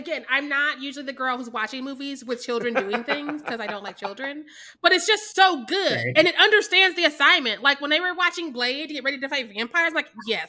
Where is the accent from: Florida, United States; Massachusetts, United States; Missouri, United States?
Missouri, United States; also born or lived in Chicago; Yeah, I'm from Missouri